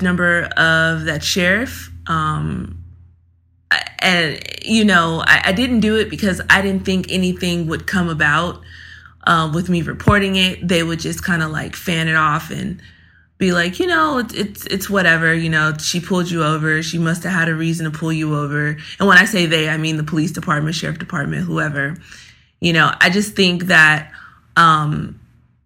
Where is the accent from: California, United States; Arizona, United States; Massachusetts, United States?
California, United States; Los Angeles; grew up in Los Angeles, California.